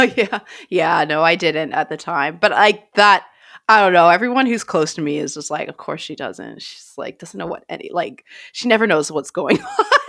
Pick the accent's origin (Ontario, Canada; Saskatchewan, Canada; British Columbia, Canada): British Columbia, Canada; Grand Forks; moved away as an adult; now in London, United Kingdom; Grand Forks, British Columbia, Canada, where I'm from